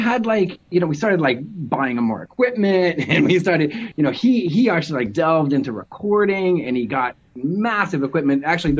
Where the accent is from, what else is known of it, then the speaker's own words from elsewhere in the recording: Nashville, Tennessee, United States; now in Seattle, United States; I'm from Nashville and he's from Pennsylvania.